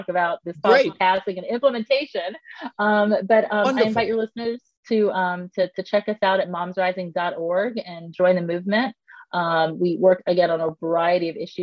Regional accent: United States

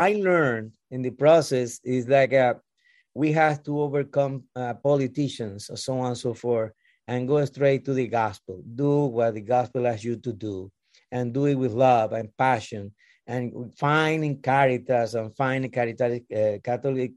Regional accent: Andes area, Venezuela; English is a second language; moved away as an adult; now in New York, United States; I was born in Venezuela in the Andes area.

